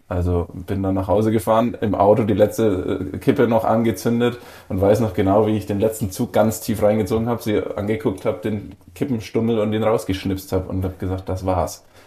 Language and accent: German; Bavaria, Germany; moved away; in meiner Heimat in Bayern